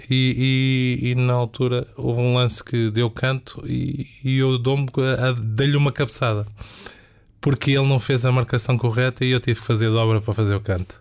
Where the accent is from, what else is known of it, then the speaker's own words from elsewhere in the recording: Amadora, Lisbon, Portugal; eu sou da Amadora também, é o palavreado de rua